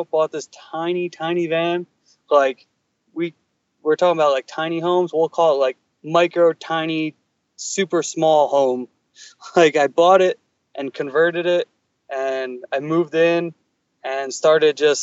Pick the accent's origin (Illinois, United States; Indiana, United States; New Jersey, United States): New Jersey, United States; moved away as an adult; also born or lived in California; I grew up in New Jersey forever, whatever, let's call it 26 years